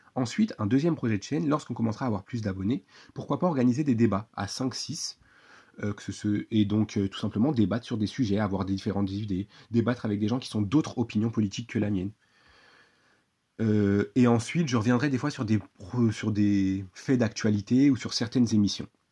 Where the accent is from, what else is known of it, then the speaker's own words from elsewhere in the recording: France; je suis un simple citoyen français